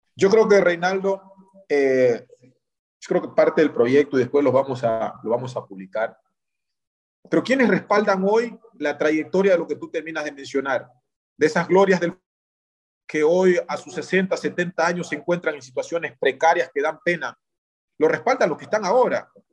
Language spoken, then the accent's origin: Spanish; Ecuador; nuestro conocimiento como ecuatorianos